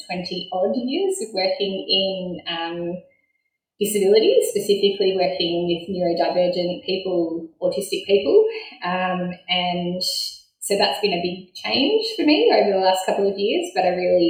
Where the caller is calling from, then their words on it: Launceston, Tasmania, Australia; I'm joining you from Launceston, which is an important meeting point where three rivers converge here in Tasmania.